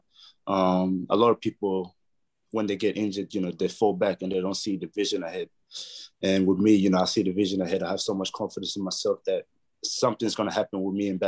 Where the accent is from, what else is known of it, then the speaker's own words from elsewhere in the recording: New South Wales, Australia; my hometown, New South Wales.